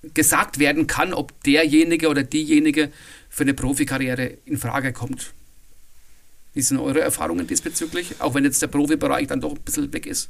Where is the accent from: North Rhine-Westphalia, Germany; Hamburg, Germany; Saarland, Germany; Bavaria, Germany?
Bavaria, Germany; bei uns in Bayern